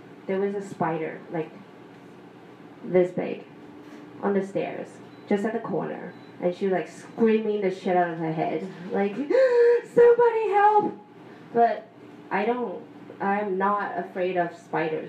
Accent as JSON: {"language": "English", "country": "Taiwan", "tie": "born or raised there", "said": "growing up in Taiwan, you know, a lot of superstitious things going on"}